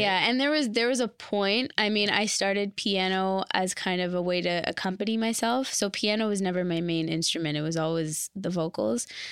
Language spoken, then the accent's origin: English; Brampton, Ontario, Canada; moved away as an adult; now in Toronto, Canada; I was born and raised in Brampton.